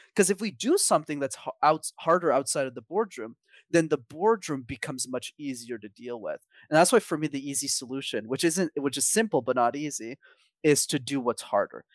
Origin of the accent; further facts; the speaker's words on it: Montreal, Quebec, Canada; I grew up in Montreal